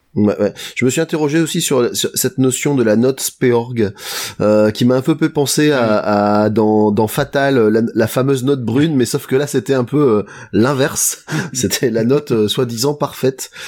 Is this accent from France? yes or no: yes; France; on est français